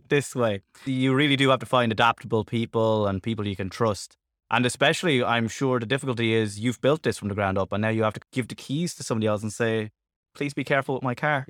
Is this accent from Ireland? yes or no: yes; Ireland; I'm from Ireland